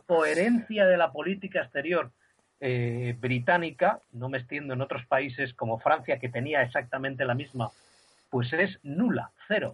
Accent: Spain; siendo español

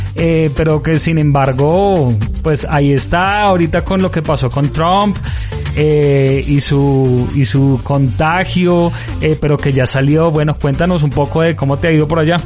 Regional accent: Colombia; uno como colombiano

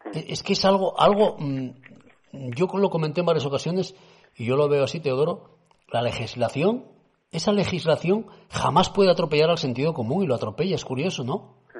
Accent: Cudillero, Asturias, Spain; cuando era chaval que en mi pueblo, en Cudillero

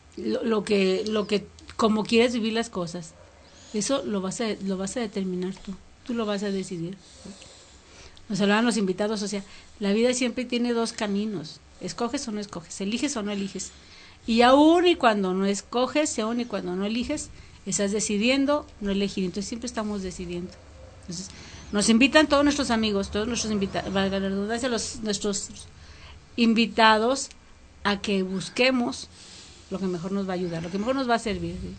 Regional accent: Mexico; como mexicanos

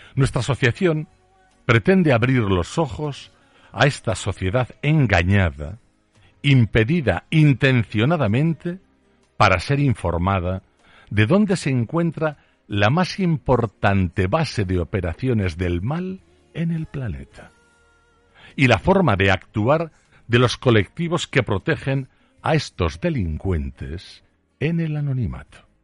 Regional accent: Aragon, Spain; solo soy un zapatero aragonés

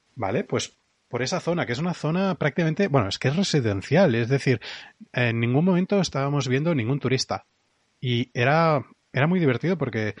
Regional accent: Catalonia, Spain; como buen catalán

